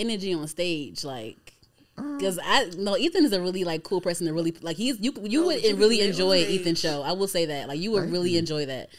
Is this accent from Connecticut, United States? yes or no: no; Prince George's County, Maryland, United States; I'm from PG County